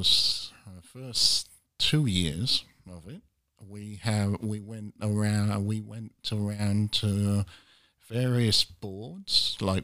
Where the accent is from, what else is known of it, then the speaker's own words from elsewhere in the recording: Pembrokeshire, Wales, United Kingdom; we're from the Pembrokeshire